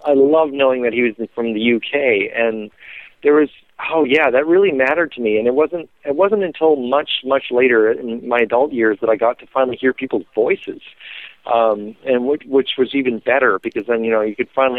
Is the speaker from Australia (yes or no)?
no; Canada; I was Canadian